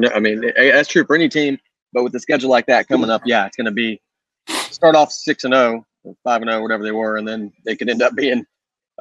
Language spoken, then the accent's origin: English; Johnson City, Tennessee, United States; from my hometown, went to high school where I did